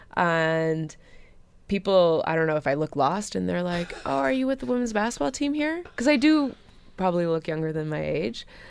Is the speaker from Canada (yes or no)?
yes; Hamilton, Ontario, Canada; we all don't necessarily train here in Hamilton